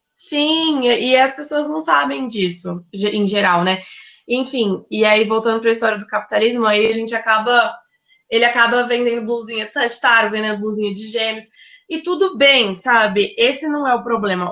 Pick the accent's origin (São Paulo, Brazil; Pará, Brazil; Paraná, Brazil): São Paulo, Brazil; Ribeirão Preto; moved away as an adult; now in São Paulo, Brazil; eu sou de Ribeirão Preto, mas eu moro em São Paulo